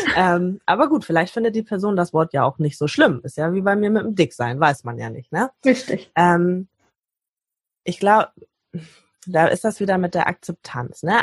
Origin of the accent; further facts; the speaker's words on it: Hamburg, Germany; ich komme aus Hamburg